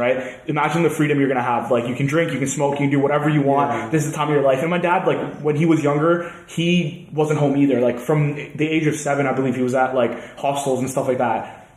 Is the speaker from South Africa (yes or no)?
no; Canada; moved away as an adult; now in Manchester, United Kingdom; I'm from Canada.